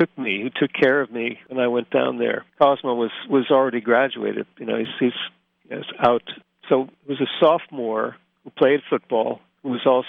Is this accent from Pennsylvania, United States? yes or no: yes; Scranton, Pennsylvania, United States; moved away as an adult; when I was growing up in Scranton